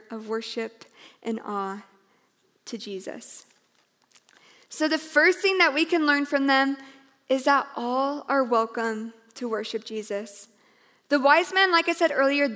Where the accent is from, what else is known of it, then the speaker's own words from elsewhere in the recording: Iowa, United States; I was a girl, and I was from Iowa